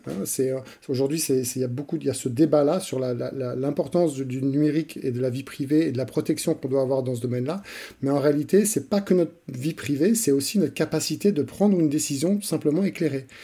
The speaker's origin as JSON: {"language": "French", "country": "France", "tie": "born or raised there", "moved": "as an adult", "lives_now": "Switzerland", "said": "J'ai grandi dans, le, dans un environnement français et j'ai fait mes études en France"}